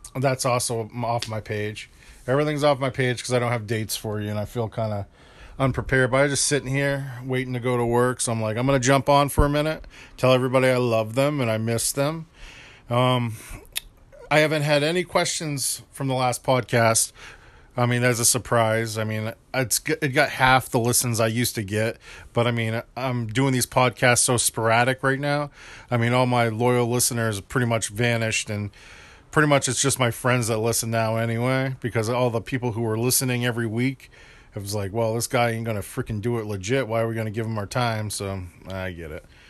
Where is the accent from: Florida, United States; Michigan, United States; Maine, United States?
Maine, United States; my home state of Maine